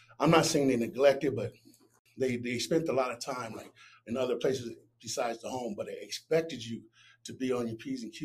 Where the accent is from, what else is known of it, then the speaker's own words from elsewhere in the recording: Long Beach, California, United States; I was raised in Long Beach, California, and I was born in 81